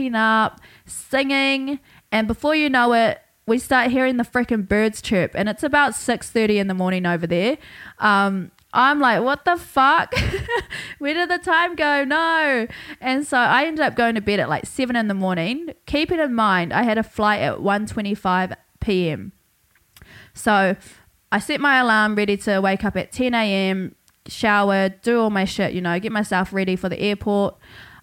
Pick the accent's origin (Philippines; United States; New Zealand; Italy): New Zealand; Hawke's Bay; now in Brisbane, Australia; I got back to Brisbane about a week ago after spending 3 whole weeks in my hometown, Hawke's Bay, New Zealand